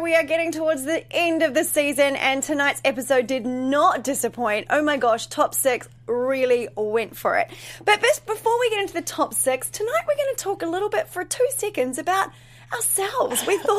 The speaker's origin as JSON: {"language": "English", "country": "New Zealand", "said": "So I'm originally from New Zealand, as you know. Grew up dancing jazz, ballet, contemporary, musical theater, etc. Hip hop wasn't even really a thing when I finished. I'm a little bit older."}